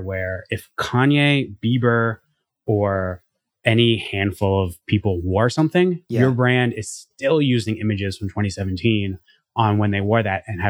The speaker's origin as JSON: {"language": "English", "region": "New Jersey", "country": "United States", "tie": "born or raised there", "said": "I grew up in New Jersey"}